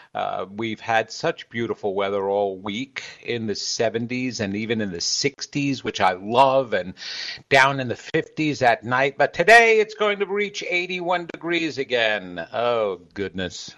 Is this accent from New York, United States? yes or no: yes; New York, United States; I'm from New York, so I've got a hardcore soul.